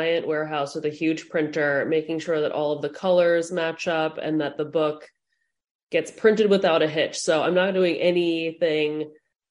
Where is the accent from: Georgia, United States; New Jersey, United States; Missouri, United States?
New Jersey, United States; now in Rome, Italy; I'm originally from New Jersey